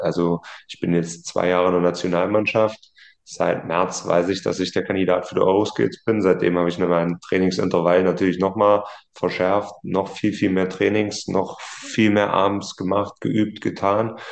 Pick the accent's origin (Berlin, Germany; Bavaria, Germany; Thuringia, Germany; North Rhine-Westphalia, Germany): Thuringia, Germany; Martinfeld; Und dann sind wir quasi von meinem Nachbarort dann mit dem Autokorso rüber in meinen Heimatort